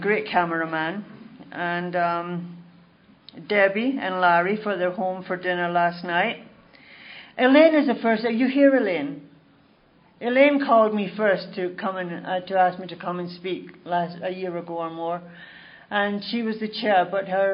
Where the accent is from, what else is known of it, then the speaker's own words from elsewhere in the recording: Glasgow, Scotland, United Kingdom; now in Toronto, Canada; I was born in Glasgow, Scotland, and I was born into a really nice Catholic family